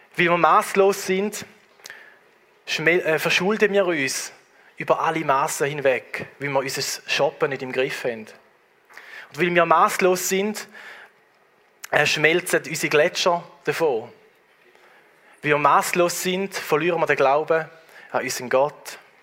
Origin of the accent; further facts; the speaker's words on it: Switzerland; bei uns in der Schweiz